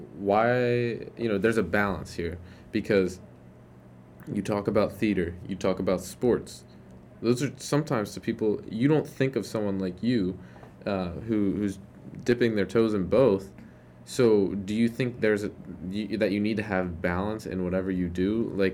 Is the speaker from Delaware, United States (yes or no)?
yes; Wilmington, Delaware, United States; now in Chester County, United States; And I grew up in Wilmington